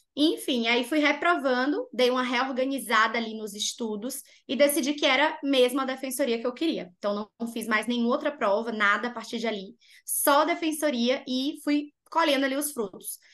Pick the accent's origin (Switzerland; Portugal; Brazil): Brazil; Bahia; moved away; also born or lived in Rio Grande do Norte; eu sou natural da Bahia